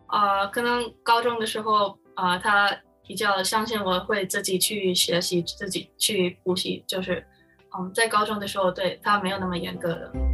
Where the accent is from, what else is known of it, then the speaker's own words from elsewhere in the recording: Philippines; Chinese is a second language; moved away as an adult; now in United States; 我就是在菲律宾出生长大，所以我就在菲律宾，嗯，上课